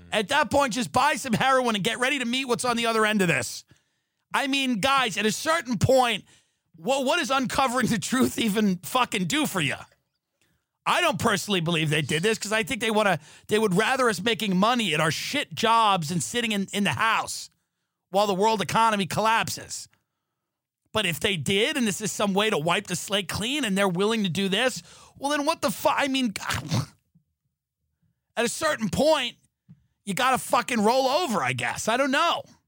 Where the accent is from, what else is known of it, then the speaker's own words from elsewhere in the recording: New York, United States; moved away as an adult; now in Los Angeles, United States; as a New Yorker, as a guy that grew up in New York